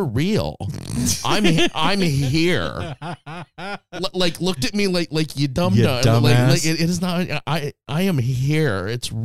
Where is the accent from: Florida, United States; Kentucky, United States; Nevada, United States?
Nevada, United States; Las Vegas; moved away as an adult; now in Portland, United States; we're all from Vegas